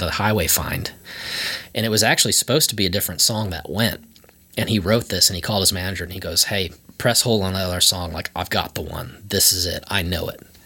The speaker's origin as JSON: {"language": "English", "town": "Antioch", "region": "Illinois", "country": "United States", "tie": "born or raised there", "also_born_or_lived": "Boston", "moved": "as an adult", "lives_now": "Nashville, United States", "said": "I grew up like 45 minutes north of Chicago"}